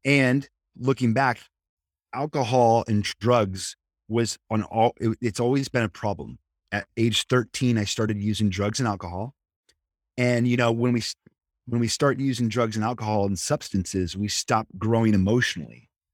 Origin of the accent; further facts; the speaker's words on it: Nebraska, United States; moved away as an adult; also born or lived in Kansas; now in San Diego, United States; I grew up in the Midwest, I'm from Nebraska